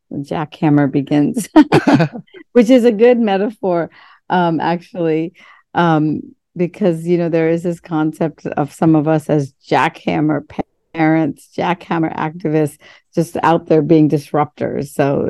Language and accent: English; India; born there; I was born in India, 1965, and I was born, you know, first generation post-colonialism.